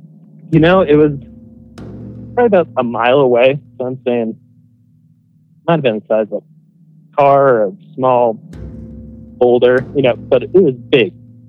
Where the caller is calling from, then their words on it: Denver, Colorado, United States; from Denver, Colorado.